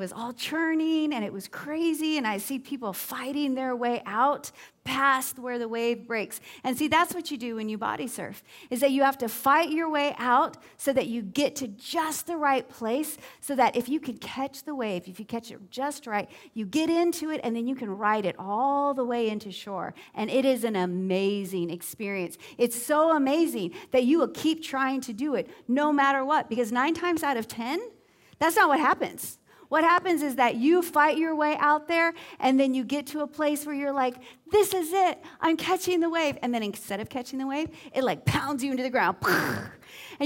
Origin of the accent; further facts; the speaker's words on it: Southern California, United States; now in Southwest Florida, United States; I grew up at beaches in Southern California, and I went to beaches from before the time I could walk all the way up through high school